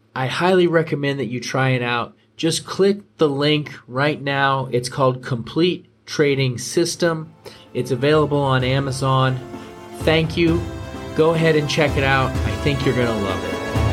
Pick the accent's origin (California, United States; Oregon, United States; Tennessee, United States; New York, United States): Oregon, United States; Portland; I'm from Portland, Oregon